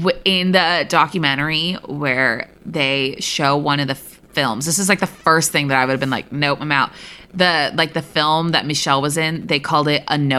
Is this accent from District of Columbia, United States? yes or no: no; Berkeley, California, United States; I like, grew up in the Bay Area. Like, I'm pretty, like, I grew up kind of in the Berkeley-y area where, like, everything is peace and lovey.